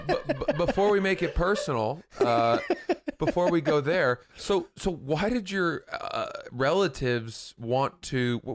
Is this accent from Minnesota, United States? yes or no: no; Maine, United States; also born or lived in Atlantic Highlands, New Jersey; Back when I grew up in Atlantic Highlands. I say grew up. I lived there until I was 4, and then we moved to Maine, which was a huge improvement.